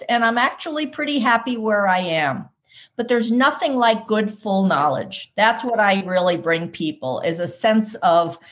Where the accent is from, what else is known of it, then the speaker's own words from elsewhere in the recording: New York City, New York, United States; moved away as an adult; also born or lived in California; I am from the East Coast originally, born and raised in New York City, and moved to California to attend business school